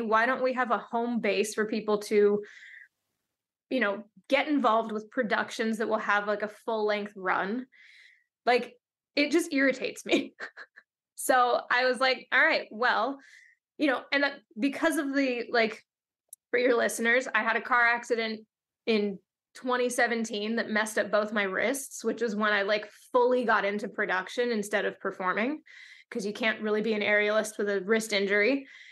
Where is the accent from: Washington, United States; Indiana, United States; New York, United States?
Washington, United States; Seattle; now in Los Angeles, United States; I grew up in Seattle